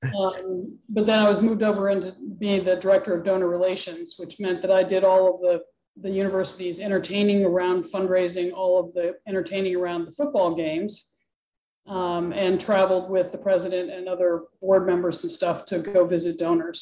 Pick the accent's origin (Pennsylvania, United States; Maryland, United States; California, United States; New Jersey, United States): Pennsylvania, United States; Pittsburgh; now in New Hampshire, United States; I grew up near the Pittsburgh area, actually. So not in New England at all